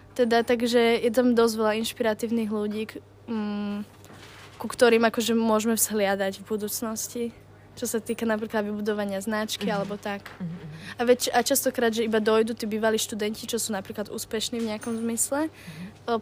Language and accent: Slovak; Slovakia; moved away as an adult; also born or lived in Bratislava; now in London, United Kingdom; chcel sa mi odísť zo Slovenska